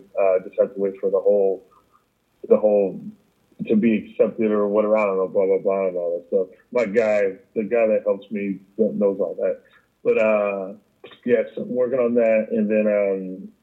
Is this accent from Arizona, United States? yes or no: yes; Mesa, Arizona, United States; moved away; how the hell did I live here?